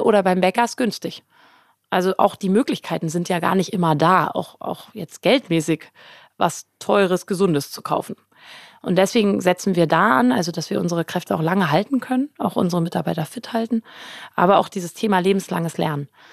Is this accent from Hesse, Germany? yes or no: no; Berlin, Germany; moved away; also born or lived in London / Brisbane / Potsdam, New York / Hamburg; ich bin ein Berlin-Returner. Ich bin zwar in Berlin geboren, aber war lange nicht